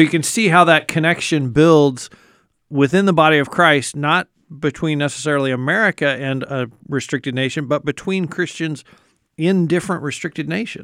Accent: United States; as an American

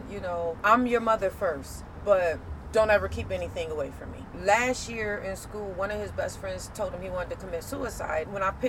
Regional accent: Rochester, New York, United States; from Rochester, New York, and I attend Monroe Community College.

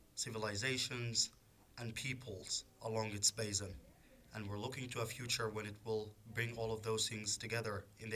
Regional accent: Sudan; I'm a journalist, photographer, and writer. I'm from Sudan.

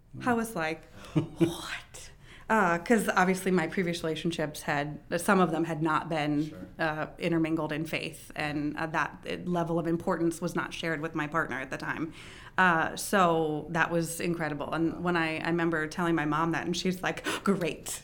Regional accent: Frederick, Maryland, United States; I am a Frederick native, uh, born and raised here.

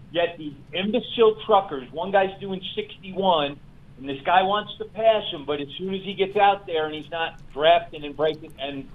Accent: New York City, New York, United States; I grew up in New York City

